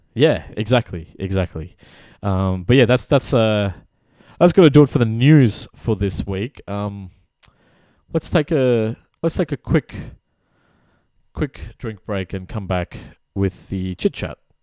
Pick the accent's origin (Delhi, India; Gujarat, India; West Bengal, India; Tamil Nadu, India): West Bengal, India; I'm from the East, So I'm from the region that was called Bengal, which is, like, split across Bangladesh and Calcut, like, West Bengal. So our part of India